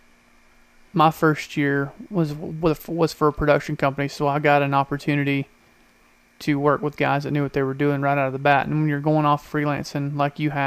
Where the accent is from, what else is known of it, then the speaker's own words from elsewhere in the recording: Georgia, United States; I'm from Georgia